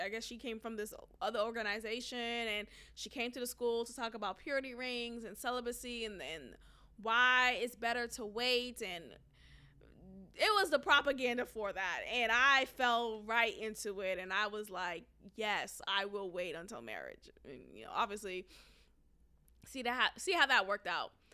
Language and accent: English; Nigeria; I'm Nigerian